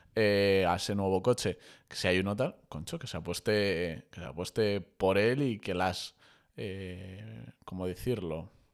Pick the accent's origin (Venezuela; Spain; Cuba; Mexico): Spain; como españoles que somos